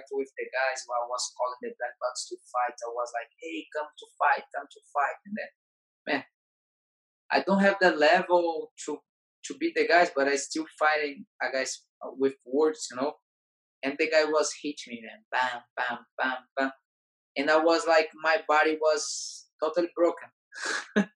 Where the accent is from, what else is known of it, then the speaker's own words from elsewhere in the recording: Fortaleza, Ceará, Brazil; English is a second language; moved away; when I came back to my hometown, Fortaleza